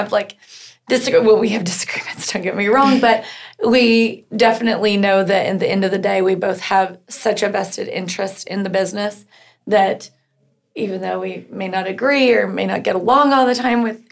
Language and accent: English; Norman, Oklahoma, United States; I grew up here in Norman and just had a pretty normal life